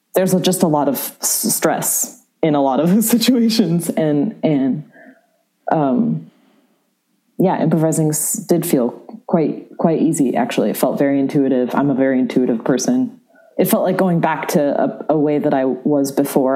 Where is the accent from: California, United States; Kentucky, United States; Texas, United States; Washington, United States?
California, United States; San Francisco; also born or lived in New York; now in Chicago, United States; I grew up in San Francisco.